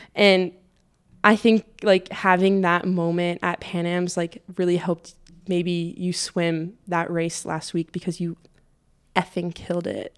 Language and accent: English; United States; I am American